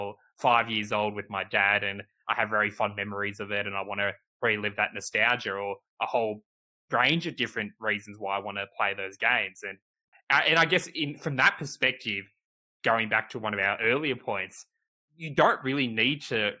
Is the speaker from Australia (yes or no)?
yes; Australia; we're both Australian, we grew up in Australia, played games in Australia